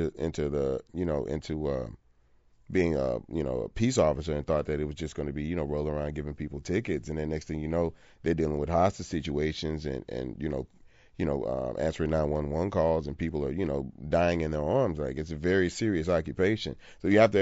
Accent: Port Arthur, Texas, United States; growing up in Port Arthur, Texas.

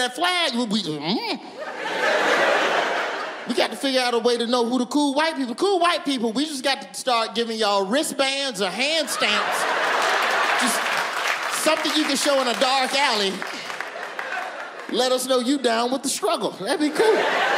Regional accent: the South, United States; I ain't saying keep it around, but I grew up in the South.

